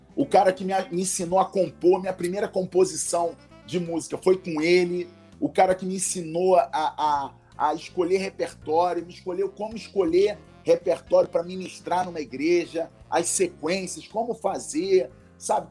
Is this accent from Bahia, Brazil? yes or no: no; Rio de Janeiro, Brazil; accent: carioca; moved away as an adult; also born or lived in Niterói; now in Vila Velha, Brazil; nascido e criado no Rio, fui criado na Tijuca, né? Então, assim, minha infância toda foi no bairro da Tijuca, no Rio de Janeiro